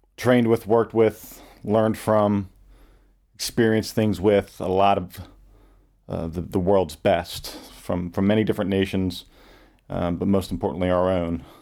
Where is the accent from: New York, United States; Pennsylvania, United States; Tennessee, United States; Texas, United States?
Pennsylvania, United States; Pottstown; born and raised in Pottstown, Pennsylvania, which is a suburban Philadelphia area.